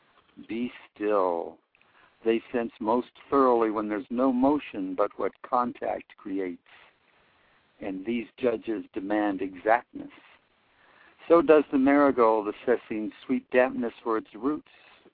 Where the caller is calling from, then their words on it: Oakland, California, United States; I'm calling from Oakland, California.